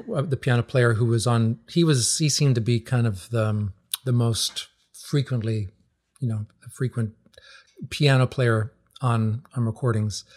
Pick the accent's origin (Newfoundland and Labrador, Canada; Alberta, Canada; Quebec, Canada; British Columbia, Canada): Newfoundland and Labrador, Canada; moved away as an adult; also born or lived in Ontario; now in New England, United States; growing up in Newfoundland